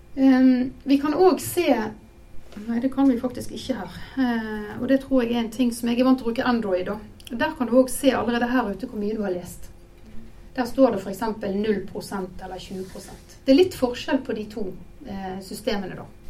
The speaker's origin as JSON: {"language": "Norwegian", "town": "Bergen", "region": "Vestland", "country": "Norway", "moved": "yes", "lives_now": "Hobøl, Norway", "said": "jeg er bergenser god som noen"}